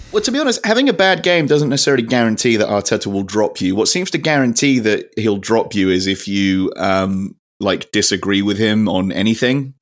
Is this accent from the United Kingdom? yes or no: yes; United Kingdom; we're British